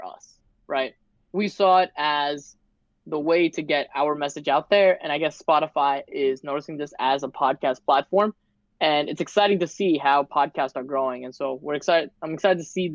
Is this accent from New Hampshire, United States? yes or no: no; New York City, New York, United States; being a New Yorker, right? Being from New York City, we use Con Edison, right? Consolidated Edison here